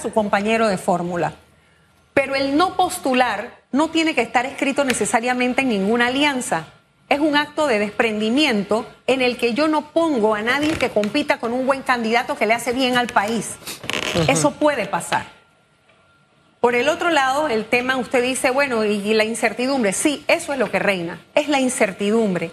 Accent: Panama; Como panameños

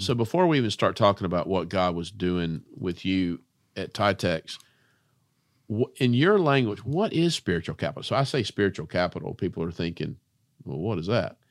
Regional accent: Spartanburg, South Carolina, United States; I'm from Spartanburg, South Carolina

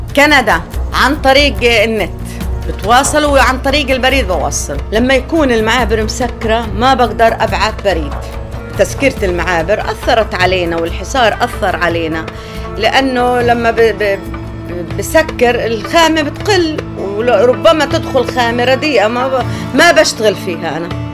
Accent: Palestine

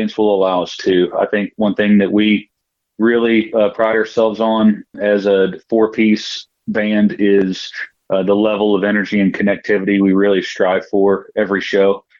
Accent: Alabama, United States; moved away as an adult; now in Cincinnati, United States; I was born and raised in Alabama, but I've been in Cincinnati for about 20 years now

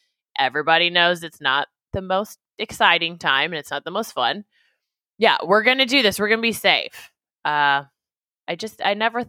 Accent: Midwest, United States; my windows that I grew up in the Midwest, they were for rain.

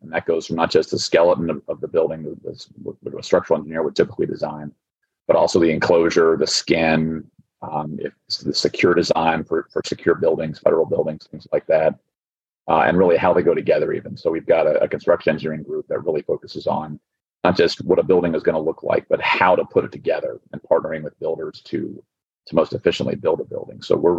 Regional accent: Florida, United States; So I'm a native Floridian. I was born and raised in Florida. I moved around the state a little bit, went to the University of Florida, graduated in 1998.

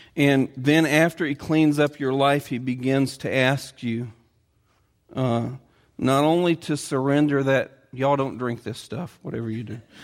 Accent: Edinburgh, Indiana, United States; the little town where I grew up in Edinburgh, Indiana

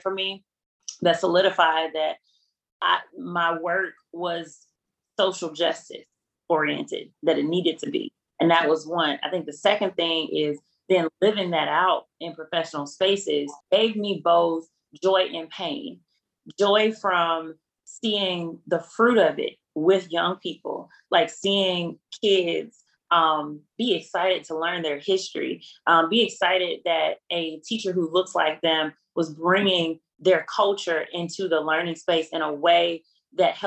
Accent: Selma, Alabama, United States; my hometown of Selma

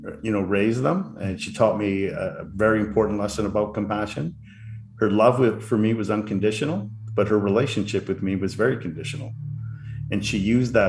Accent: Canada; also born or lived in Vancouver, British Columbia; I'm a Canadian living in Vancouver, British Columbia

